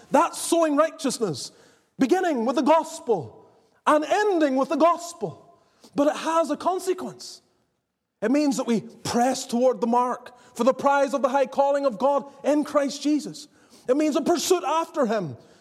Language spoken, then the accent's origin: English; Northern Ireland, United Kingdom; also born or lived in the American South; now in Southern United States; growing up in Northern Ireland until I moved to the south